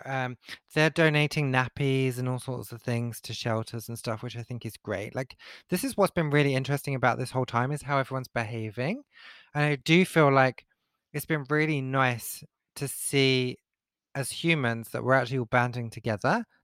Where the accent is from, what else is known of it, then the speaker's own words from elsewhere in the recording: East of England, United Kingdom; so we're both from Essex, okay? And I know my accent has changed somewhat over the years, uh, and I can kind of switch it back if I need to.